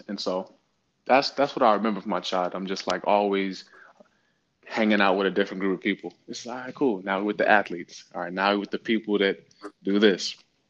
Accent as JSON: {"language": "English", "region": "Virginia", "country": "United States", "tie": "born or raised there", "said": "so I grew up in Virginia and it is a military town."}